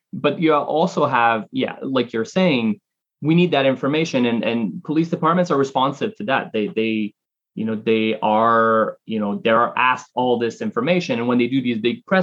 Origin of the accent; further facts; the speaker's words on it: Canada; moved away as an adult; now in United States; I'm Canadian and I've lived in the United States for almost 10 years now